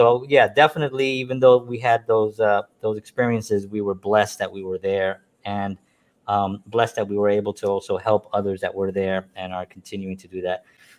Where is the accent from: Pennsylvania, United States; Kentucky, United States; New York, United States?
New York, United States; And by the way, you know, I am blessed that I was born and raised in New York. I love New York.